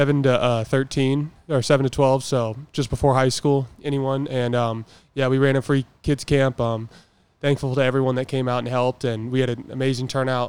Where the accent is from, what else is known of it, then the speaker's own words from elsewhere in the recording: Oregon, United States; moved away; growing up in Oregon, we don't have a professional team